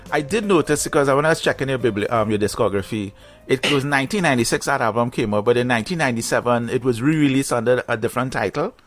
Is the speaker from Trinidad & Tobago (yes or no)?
yes; Trinidad & Tobago; in Trinidad, we literally had two radio stations